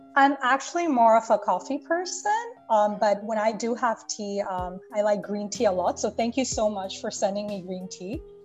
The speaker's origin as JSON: {"language": "English", "country": "Bangladesh", "tie": "born or raised there", "moved": "as an adult", "lives_now": "Canada", "said": "I was born and brought up in Bangladesh. I moved to Canada about 10 years ago"}